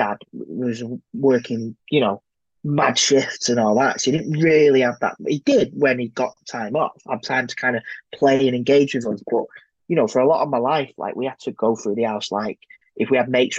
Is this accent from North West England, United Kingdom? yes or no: yes; Manchester, North West England, United Kingdom; I grew up in South Manchester